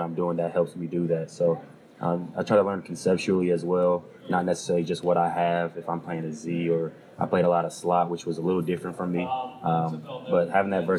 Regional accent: Indiana, United States; moved away; I come from Indiana.

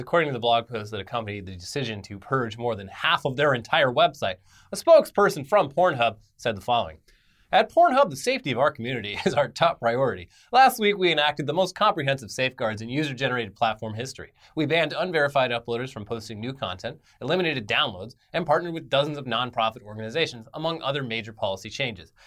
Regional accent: United States; We're American

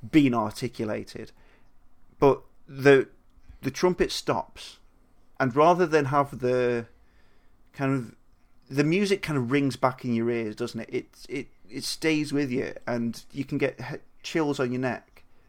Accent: United Kingdom; speaking as white British males

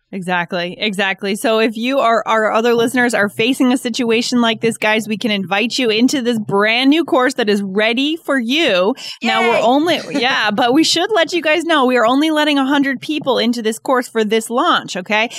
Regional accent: East Coast, United States; us from the East Coast, right? If I'm from the East Coast

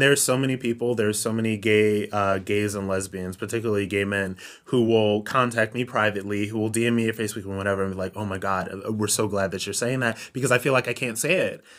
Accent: Ohio, United States; I'm from Ohio

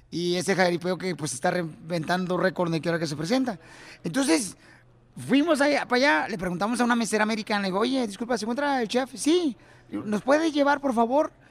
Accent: Ocotlán, Jalisco, Mexico; born or raised there; moved away

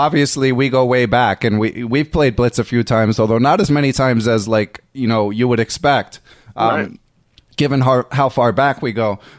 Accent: Philadelphia, Pennsylvania, United States; I grew up in Philly, and I'm a couple years older than you, so the hustling scene was not quite as intense, but I was like middle class growing up

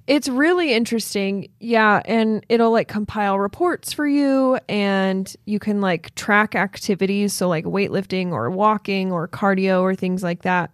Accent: Logan, Utah, United States; born or raised there

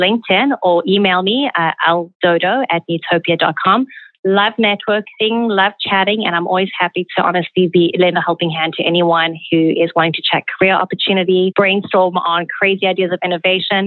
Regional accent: South Africa; moved away; Growing up in South Africa, manners and conduct were very important values imbued

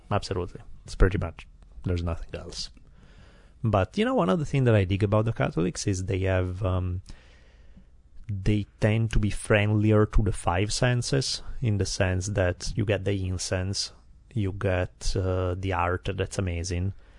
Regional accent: Italy; English is a second language; now in United States; growing up in Italy when I'm ten years old

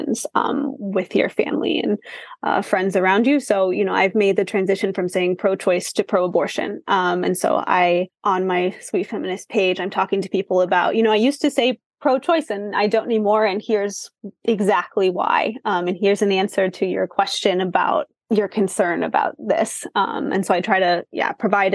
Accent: Kansas City, Kansas, United States; I'm from Kansas City

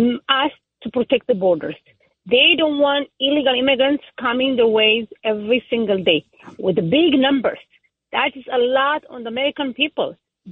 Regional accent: Israel; now in Nassau County, United States; I grew up in Israel

